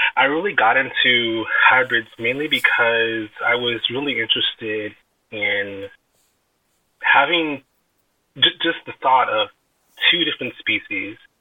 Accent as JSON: {"language": "English", "town": "Vallejo", "region": "California", "country": "United States", "tie": "born or raised there", "lives_now": "Calistoga, United States", "said": "I grew up in born and raised in Vallejo, California, but I lived in Calistoga for about going on six years"}